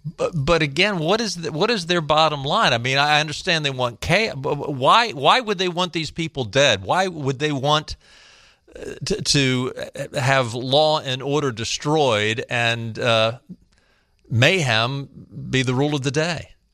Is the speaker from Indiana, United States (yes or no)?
no; Baltimore, Maryland, United States; I grew up in Baltimore